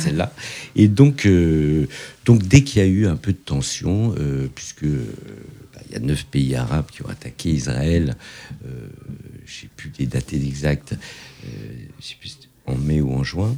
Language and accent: French; Fontenay-sous-Bois, Île-de-France, France; also born or lived in Morocco; j'ai grandi à Fontenay-sous-Bois